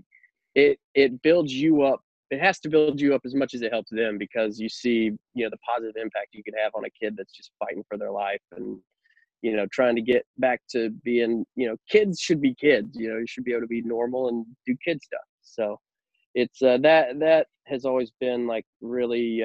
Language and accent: English; Jackson, Mississippi, United States; I'm from Mississippi, born and raised in Jackson